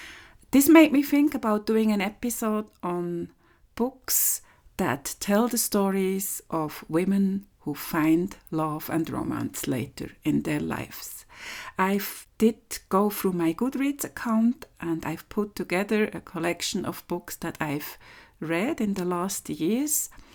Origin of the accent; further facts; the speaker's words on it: Switzerland; English is a second language; this is the fourth episode of my podcast.